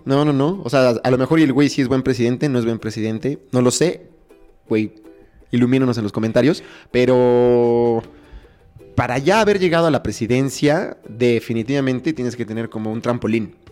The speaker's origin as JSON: {"language": "Spanish", "country": "Mexico", "said": "como mexicanos"}